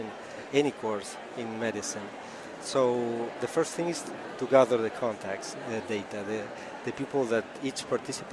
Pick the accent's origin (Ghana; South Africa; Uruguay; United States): Uruguay; Montevideo; I'm from Uruguay in South America, Montevideo, the capital